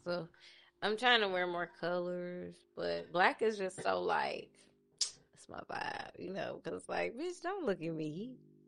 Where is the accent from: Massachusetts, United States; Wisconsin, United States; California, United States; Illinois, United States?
Illinois, United States; Chicago; I'm from Chicago